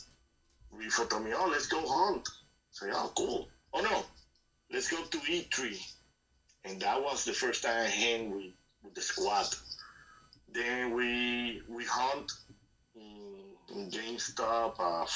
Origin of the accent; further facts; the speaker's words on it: Puerto Rico; I'm from Puerto Rico, but I got family in Colombia